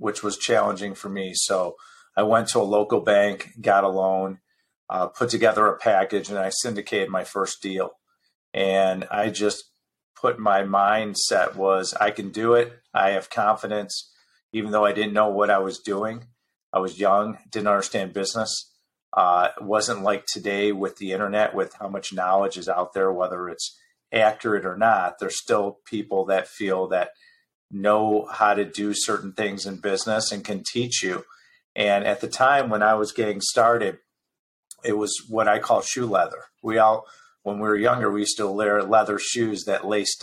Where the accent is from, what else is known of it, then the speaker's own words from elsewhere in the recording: Chicago, Illinois, United States; also born or lived in Newport Beach; I was born and raised in Chicago